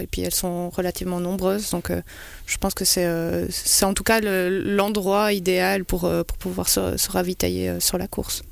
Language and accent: French; Belgium; je suis belge